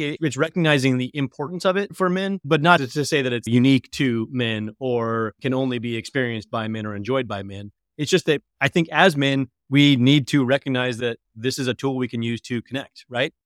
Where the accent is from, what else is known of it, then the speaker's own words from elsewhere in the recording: Colorado, United States; I'm from Colorado, the Denver Broncos are the foundation of my relationship with my father and my brothers.